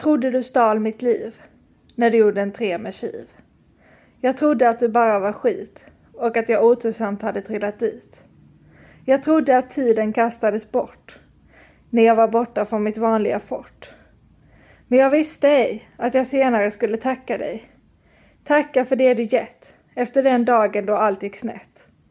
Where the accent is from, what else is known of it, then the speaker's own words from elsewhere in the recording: Lund, Skåne, Sweden; moved away as an adult; also born or lived in Stockholm / United States / France; Och sen så bodde jag i Lund ett år, där jag kommer ifrån